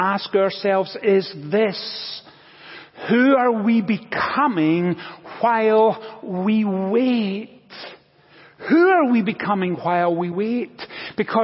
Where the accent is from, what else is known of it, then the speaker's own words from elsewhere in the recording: Scotland, United Kingdom; now in United States; When I was growing up in Scotland, I was one of five children.